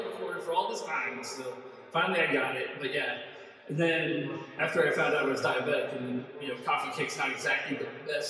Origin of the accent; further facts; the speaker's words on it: Ireland; But yeah, but the thing is like, I'm an Irish boy.